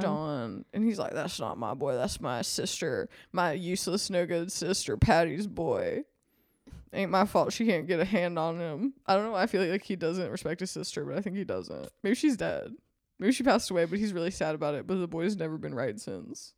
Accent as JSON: {"language": "English", "region": "Mississippi", "country": "United States", "moved": "yes", "lives_now": "California, United States", "said": "I'm from Mississippi"}